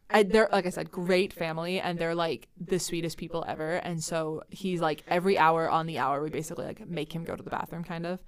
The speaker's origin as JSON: {"language": "English", "region": "Central Iowa", "country": "United States", "moved": "as an adult", "lives_now": "Twin Cities, United States", "said": "But I used to live in Iowa, so I'm from Central Iowa"}